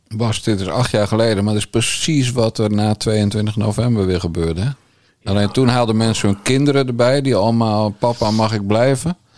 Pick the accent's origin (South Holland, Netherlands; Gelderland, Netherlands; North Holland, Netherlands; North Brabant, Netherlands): South Holland, Netherlands; Bergambacht; also born or lived in Rotterdam; Rotterdam geboren en ik ben in de Krimpende Waard getogen.